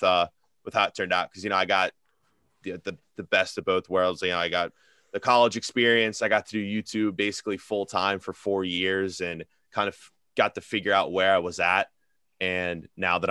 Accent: Cincinnati, Ohio, United States; I'm from Cincinnati, so we have an MLS team now

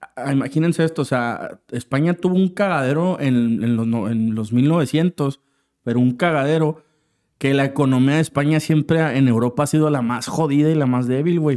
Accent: Mexico; como latinos, o bueno, al menos la parte de México

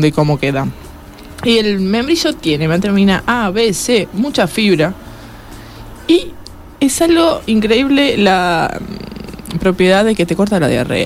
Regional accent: Uruguay; como uruguayos

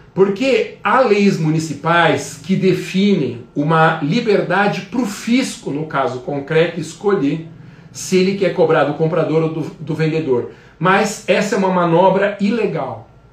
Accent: Guarulhos, São Paulo, Brazil; então Guarulhos, por exemplo, minha terra natal

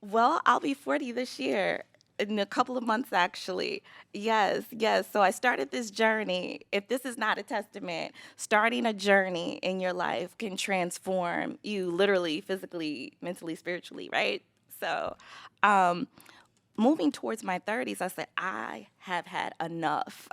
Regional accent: Los Angeles, California, United States; now in Chicago, United States; I grew up in Los Angeles

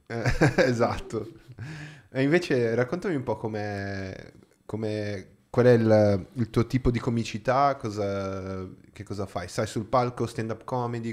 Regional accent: Brazil; Italian is a second language; now in Italy; In Brasile, da dove vengo io

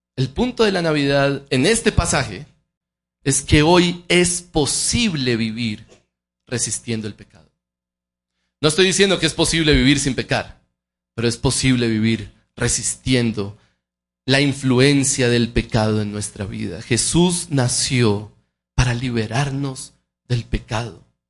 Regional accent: Colombia; nosotros como colombianos

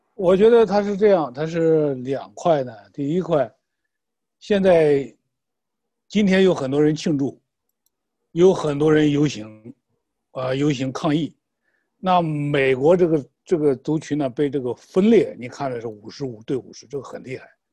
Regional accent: China; now in United States; 我们中国人到，到美国来

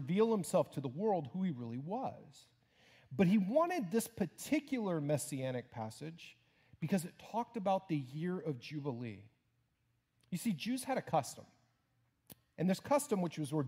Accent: Houston, Texas, United States; moved away; my home church in my hometown of Houston

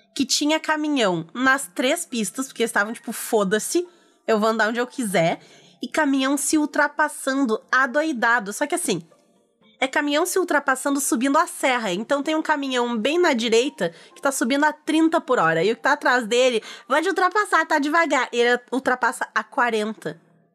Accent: Rio Grande do Sul, Brazil; aqui, como gaúcha

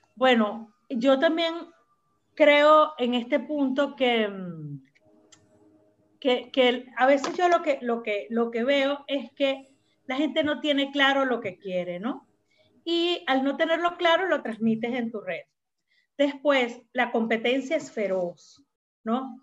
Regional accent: Venezuela; also born or lived in Peru; now in Miraflores, Peru; Venezuela, aunque es mi país de origen

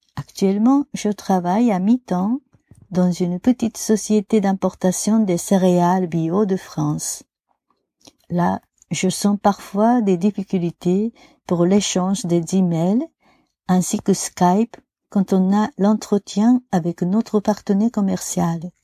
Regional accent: Japan; French is a second language; Chez nous au Japon

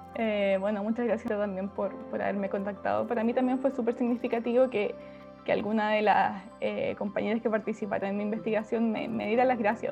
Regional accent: Puerto Montt, Los Lagos, Chile; moved away as an adult; now in Santiago, Chile; Soy del sur, soy de Puerto Montt, llevo dos años viviendo en Santiago

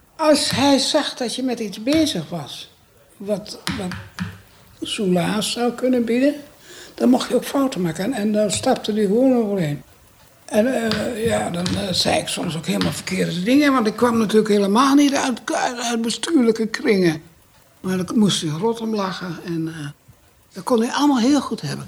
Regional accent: Amsterdam, North Holland, Netherlands; moved away as an adult; Ik kwam uit Amsterdam

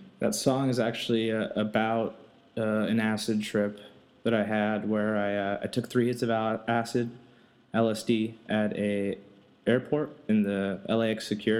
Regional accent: Brazil; English is a second language; also born or lived in Texas / California; now in United States; because I'm from Brazil, lived in Texas for 11 years, and then I moved out to California in 2008, so I'm from all over.

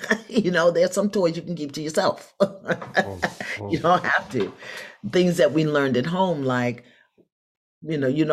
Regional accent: New York City, New York, United States; moved away; also born or lived in Philadelphia; I'm from Brooklyn.

